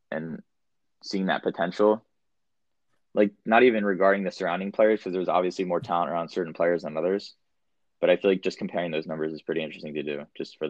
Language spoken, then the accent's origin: English; New Jersey, United States; I'm from Jersey too.